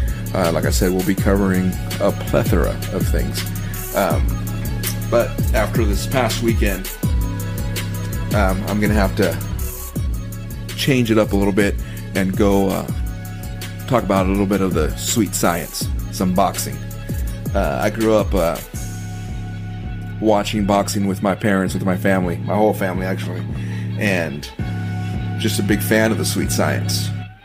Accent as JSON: {"language": "English", "region": "Washington", "country": "United States", "lives_now": "Texas, United States", "said": "I am originally from Washington, so no, I am not a Cowboys fan. I am a Seahawks fan. I am from Washington State."}